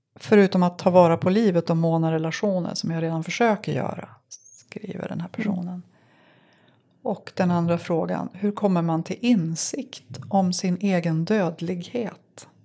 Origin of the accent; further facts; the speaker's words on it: Sävar, Västerbotten County, Sweden; moved away; jag kommer från Sävar